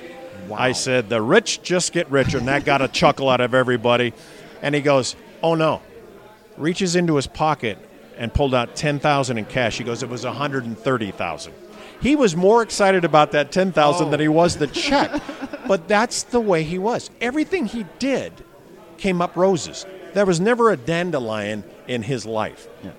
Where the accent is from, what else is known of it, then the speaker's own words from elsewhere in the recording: Denver, Colorado, United States; moved away as an adult; I was born and raised in Denver.